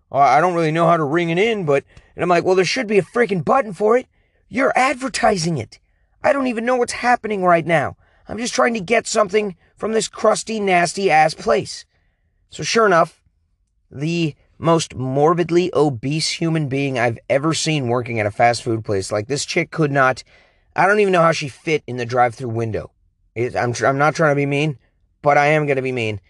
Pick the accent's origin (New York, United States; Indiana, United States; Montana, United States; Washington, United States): Washington, United States; King County; moved away; back where I was born in King County, Washington